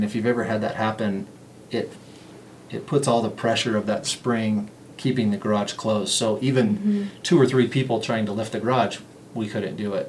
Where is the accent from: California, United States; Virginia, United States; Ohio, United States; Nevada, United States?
Nevada, United States; Las Vegas; And growing up in Las Vegas, that was not the case there.